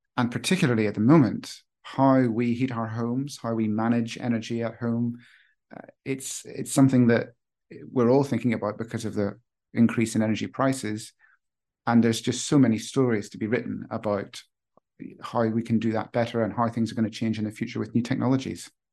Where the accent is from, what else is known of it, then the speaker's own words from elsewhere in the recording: Northern Ireland, United Kingdom; I grew up in Northern Ireland